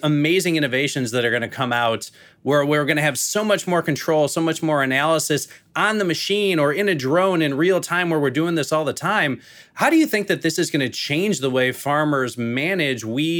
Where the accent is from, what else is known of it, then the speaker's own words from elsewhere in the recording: Chicago, Illinois, United States; now in St. Louis, United States; I am in St. Louis now, but I come from the Chicagoland area.